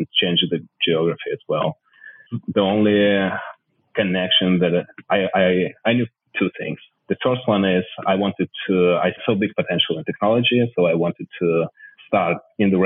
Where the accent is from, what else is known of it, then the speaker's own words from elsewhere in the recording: Odesa, Odesa Oblast, Ukraine; moved away as an adult; I'm originally from Odessa. It's Miami of Ukraine. It's a city on the south of the country on the coast of Black Sea. It's an incredible place to grow up, really